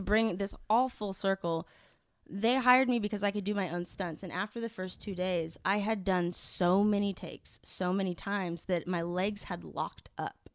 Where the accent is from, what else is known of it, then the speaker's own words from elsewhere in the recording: Kansas, United States; moved away as an adult; now in Los Angeles, United States; growing up in Kansas.